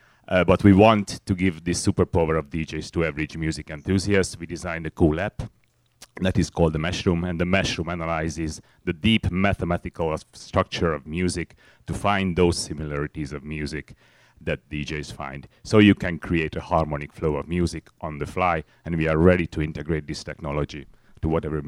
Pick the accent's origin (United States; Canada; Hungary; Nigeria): Hungary; CEO of Mixilabs. I came from Hungary, and you know, in Hungary, scientists tend to look for mathematical solutions